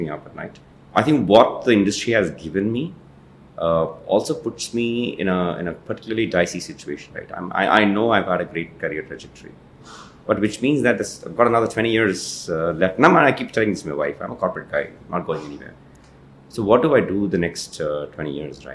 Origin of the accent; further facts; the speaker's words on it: Ooty, Tamil Nadu, India; moved away; I'm from Ooty